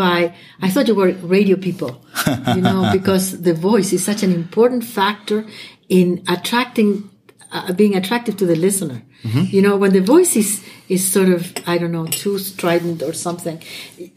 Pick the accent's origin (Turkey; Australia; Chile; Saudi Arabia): Chile; first language Spanish; English is a second language; moved away as an adult; now in United States; me being an immigrant in the United States. I'm from Chile. My first language is Spanish, and I'm a French teacher